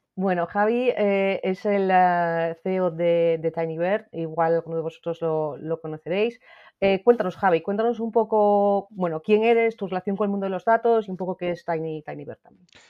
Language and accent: Spanish; Asturias, Spain; yo soy de Asturias